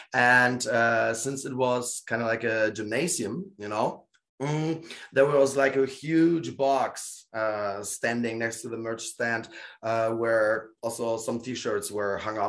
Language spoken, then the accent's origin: English; Gdańsk, Pomeranian Voivodeship, Poland; born there; Although they know I'm born in Poland, you know? I'm born in Gdańsk, basically the same area where KPW is promoting.